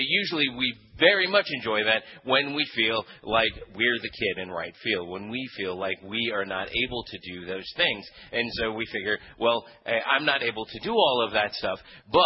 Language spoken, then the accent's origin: English; Philippines; moved away; when I was a kid, I grew up in the Philippines